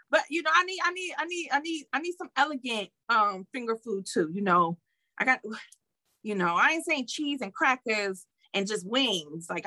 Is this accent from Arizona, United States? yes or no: no; Detroit, Michigan, United States; However, I know I'm from Detroit, so that's how we get down.